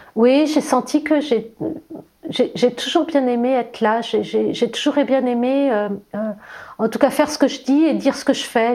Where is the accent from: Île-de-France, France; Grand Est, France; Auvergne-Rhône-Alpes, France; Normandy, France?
Île-de-France, France; Versailles; je suis née à Versailles, euh, dans, la région parisienne, dans une famille nombreuse